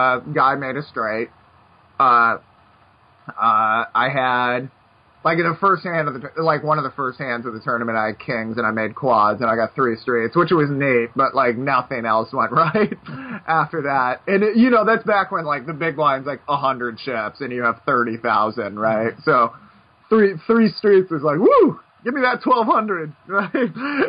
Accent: Brooklyn, New York, United States; It's part of growing up in Brooklyn or something.

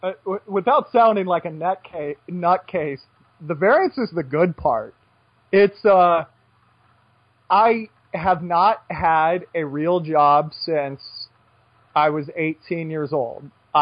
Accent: United States; moved away as an adult; just being an American and not being in America for 10 years.

